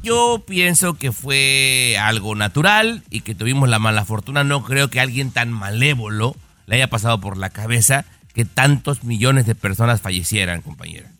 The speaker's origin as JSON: {"language": "Spanish", "country": "Mexico", "moved": "yes", "said": "los que venimos de México"}